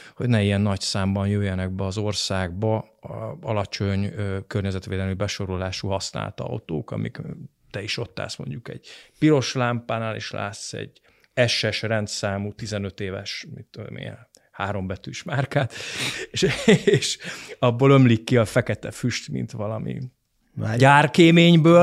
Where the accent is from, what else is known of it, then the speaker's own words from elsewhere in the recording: Hungary; adaptív, rugalmas magyar néplélek, amiben mi szocializálódtunk